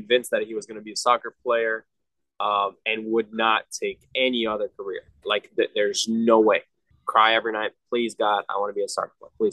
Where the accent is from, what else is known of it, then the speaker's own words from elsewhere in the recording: Egypt; moved away; I went to Egyptian schools my whole life